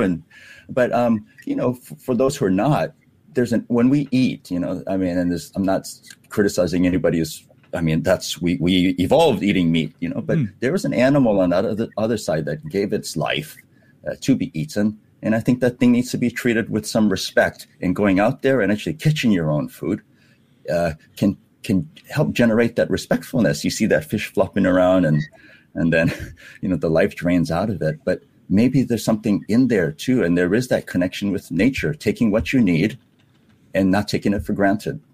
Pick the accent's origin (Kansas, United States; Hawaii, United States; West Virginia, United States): Hawaii, United States; now in Singapore; when we grew up in Hawaii, uh, uh, the ocean surrounds us